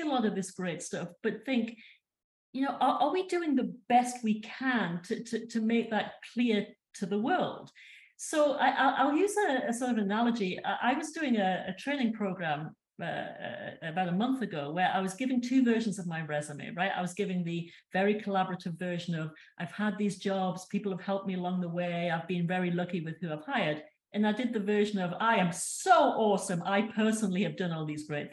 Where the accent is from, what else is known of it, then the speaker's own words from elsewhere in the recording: United Kingdom; moved away as an adult; now in United States; we, as a British population